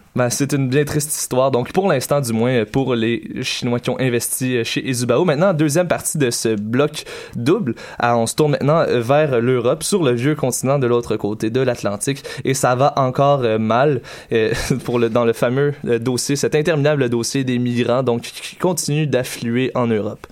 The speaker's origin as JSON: {"language": "French", "region": "Quebec", "country": "Canada", "said": "chez nous, au Québec"}